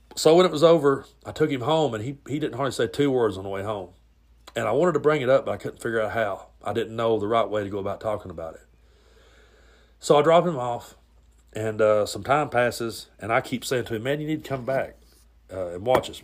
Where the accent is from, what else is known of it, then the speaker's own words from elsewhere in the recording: the South, United States; growing up in the South, being a Southern boy